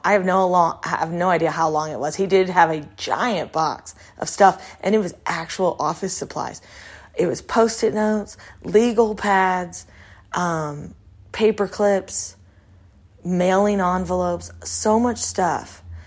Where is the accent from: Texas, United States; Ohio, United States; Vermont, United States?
Texas, United States; when I grew up in Texas